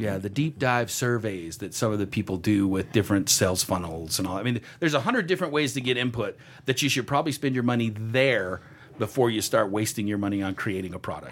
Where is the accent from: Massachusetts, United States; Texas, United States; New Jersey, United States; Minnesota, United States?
Texas, United States; I'm from Texas too.